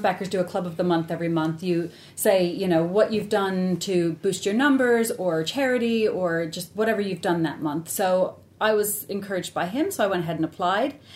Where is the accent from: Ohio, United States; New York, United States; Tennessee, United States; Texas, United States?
Ohio, United States; Cleveland; moved away as an adult; now in United Kingdom; I'm born and raised in Cleveland.